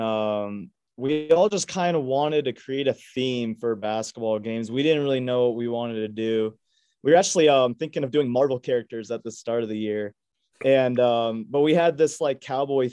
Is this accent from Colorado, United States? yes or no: yes; Aurora, Colorado, United States; I was born in Aurora, Colorado, which is just outside of Denver